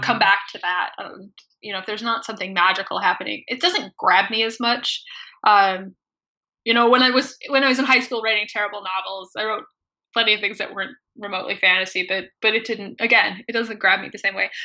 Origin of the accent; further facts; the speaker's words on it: Midwest, United States; I grew up in the Midwest